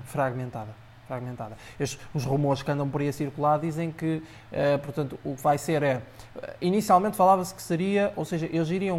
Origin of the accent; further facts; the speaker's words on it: Aveiro District, Portugal; Eu sou de Oliveira das Mães, mais propriamente distrito de, de Aveiro